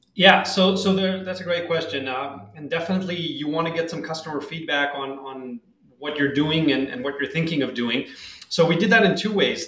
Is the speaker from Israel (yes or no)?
yes; Tel Aviv, Tel Aviv District, Israel; moved away as an adult; now in San Francisco Bay Area, United States; I'm originally from Tel Aviv, Israel. Uh, I lived there until three years ago, and then uh, moved here to the San Francisco Bay Area